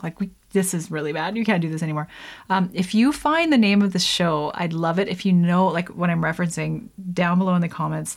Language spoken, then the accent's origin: English; Canada; I'm Canadian